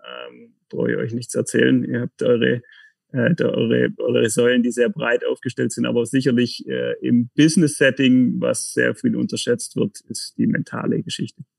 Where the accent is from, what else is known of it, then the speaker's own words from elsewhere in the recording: Tettnang, Baden-Württemberg, Germany; moved away as an adult; also born or lived in Konstanz; now in Kreuzlingen, Switzerland; komme vom Bodensee, bin am Bodensee geboren, in, den, in Tettnang, ähm, Nähe von Friedrichshafen